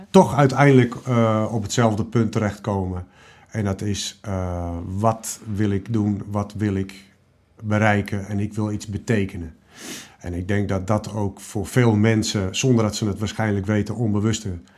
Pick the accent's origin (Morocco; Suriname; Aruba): Morocco; ik kom uit een bepaalde hoek, namelijk ik ben Marokkaanse, ik ben nog vrouw ook